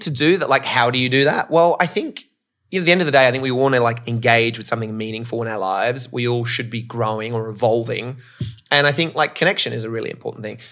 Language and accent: English; Australia; moved away as an adult; also born or lived in Canada; now in Los Angeles, United States; I grew up in Australia, living in L A now